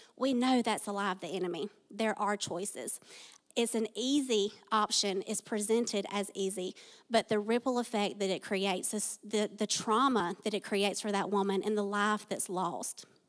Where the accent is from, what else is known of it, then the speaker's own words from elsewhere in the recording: Tift County, Georgia, United States; I was born and raised in Tiff County